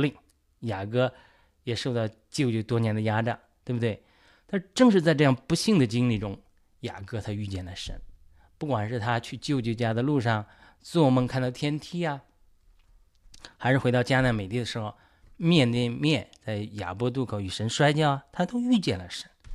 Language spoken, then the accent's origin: Chinese; China; 我是第一代得救的基督徒，好像就，作为中国人第一代基督徒